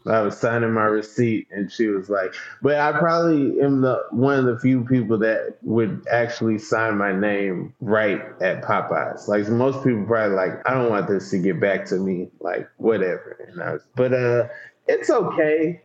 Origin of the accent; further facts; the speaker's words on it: Atlanta, Georgia, United States; moved away as an adult; now in New York, United States; My address, you know, if I if I show you my ID, it would say Atlanta. That's totally different. I go to Atlanta public schools.